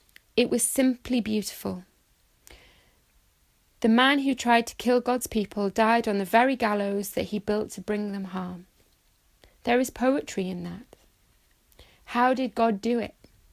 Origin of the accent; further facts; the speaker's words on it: Saudi Arabia; also born or lived in Bahrain; I had the honour and the privilege of growing up in Saudi Arabia and Bahrain, both Muslim states.